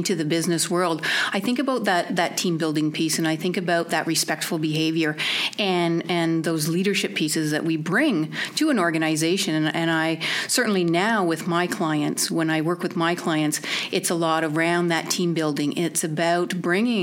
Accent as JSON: {"language": "English", "country": "Canada", "tie": "born or raised there", "said": "growing up in Canada, and, I come from a family of hockey players"}